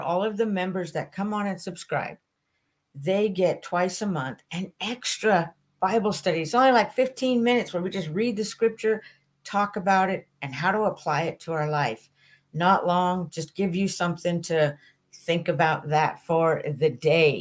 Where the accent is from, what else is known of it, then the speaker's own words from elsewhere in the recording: St. Maries, Idaho, United States; my hometown listeners in St. Mary's, Idaho